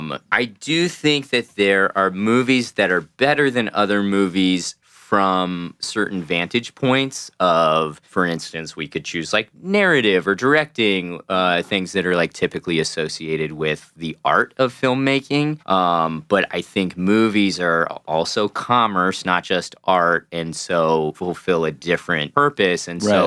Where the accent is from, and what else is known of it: Missouri, United States